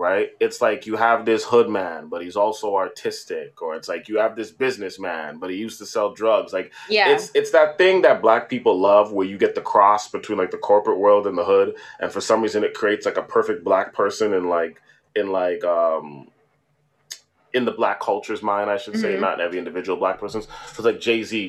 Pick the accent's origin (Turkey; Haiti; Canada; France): Canada; Toronto, Ontario; growing up in Toronto in a Caribbean diaspora